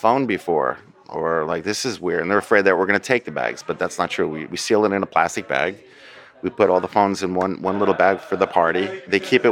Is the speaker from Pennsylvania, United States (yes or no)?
no; Bergen County, New Jersey, United States; I grew up in New Jersey, Bergen County, New Jersey